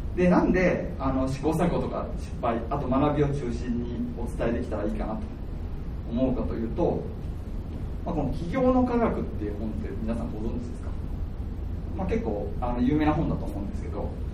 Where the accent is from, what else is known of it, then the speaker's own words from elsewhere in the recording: Kyoto, Japan; moved away as an adult; also born or lived in Hakodate; 自分は京都出身で